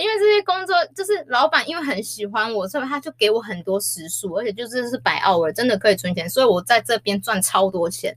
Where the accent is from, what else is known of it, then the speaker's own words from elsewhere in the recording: Taiwan; 我是台湾人